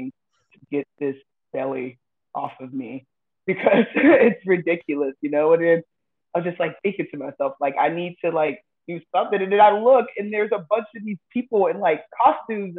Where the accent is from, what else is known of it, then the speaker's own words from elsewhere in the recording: California, United States; moved away as an adult; I'm originally from California. I moved up here when I was 18 with my husband, and I've lived here ever since